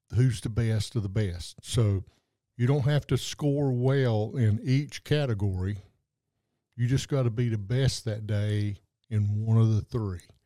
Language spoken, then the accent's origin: English; Western North Carolina, United States; moved away; coming from the North Carolina mountains